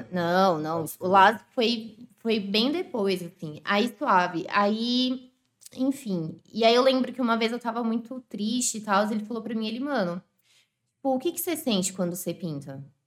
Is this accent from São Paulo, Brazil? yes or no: yes; São Paulo, Brazil; moved away; also born or lived in Zona Leste, São Paulo; eu nasci em Ribeirão, fui criada lá